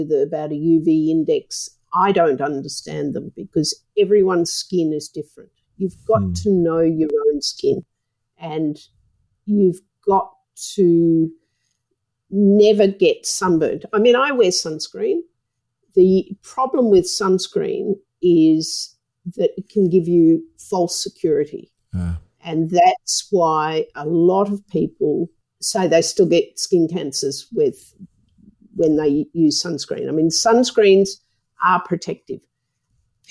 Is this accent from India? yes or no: no; Australia; I'm an Australian